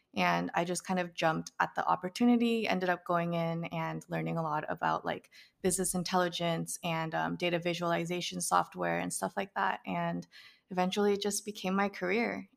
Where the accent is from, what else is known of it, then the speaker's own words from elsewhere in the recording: Bay Area, California, United States; growing up in the Bay Area